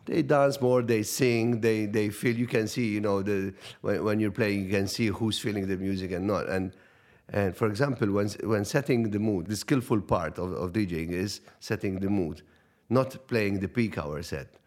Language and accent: English; Cospicua, Malta; It was a small community radio in, in, in my hometown in, in Cospicua